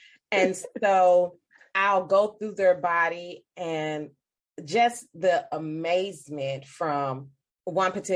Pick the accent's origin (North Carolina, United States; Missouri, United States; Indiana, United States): Missouri, United States; St. Louis; I am from St. Louis, Missouri. I practice in St. Louis.